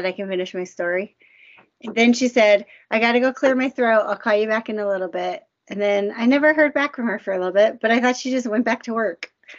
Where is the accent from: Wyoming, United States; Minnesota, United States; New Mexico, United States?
New Mexico, United States; I think like I grew up in New Mexico, so the culture there is just different.